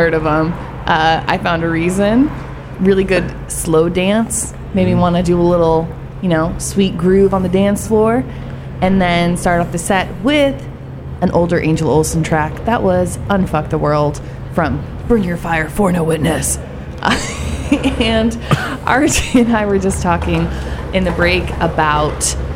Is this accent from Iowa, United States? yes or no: no; Eugene, Oregon, United States; growing up in Eugene, Oregon, hippie town